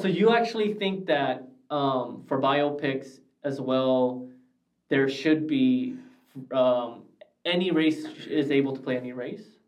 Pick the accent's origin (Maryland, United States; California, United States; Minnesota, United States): California, United States; Glendale; I grew up in Glendale, and when I grew up in Glendale, we had no Americana, no Galleria